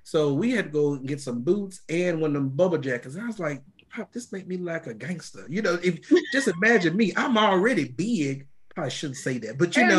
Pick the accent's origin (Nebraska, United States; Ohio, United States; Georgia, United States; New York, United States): New York, United States; moved away; I'm from New York